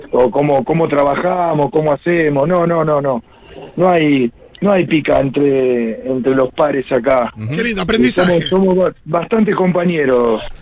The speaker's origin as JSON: {"language": "Spanish", "town": "La Plata", "region": "Buenos Aires Province", "country": "Argentina", "also_born_or_lived": "Cariló / Pinamar", "said": "yo no me quedo a vivir acá en, Cariló. Yo soy de La Plata ah. y cuando termina la temporada me vuelvo para el lugar donde vivo yo."}